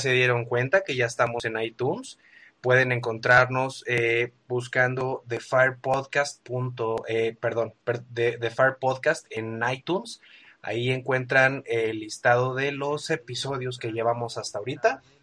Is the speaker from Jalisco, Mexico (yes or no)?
yes; Guadalajara, Jalisco, Mexico; aquí en mi tierra, en Guadalajara